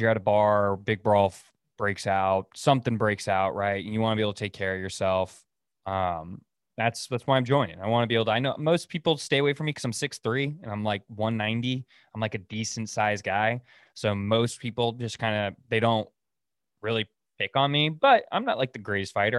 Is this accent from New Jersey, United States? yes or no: no; Oregon, United States; moved away as an adult; now in Dallas, United States; we're new to Dallas and they know we're from Oregon